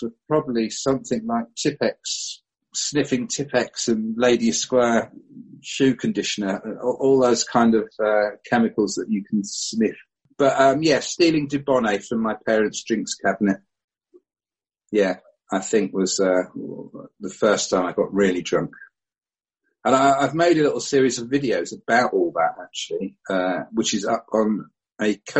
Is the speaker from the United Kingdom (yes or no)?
yes; Barnet, London, United Kingdom; moved away; I was born, strangely, in Barnet in North London, which is kind of almost where I'm back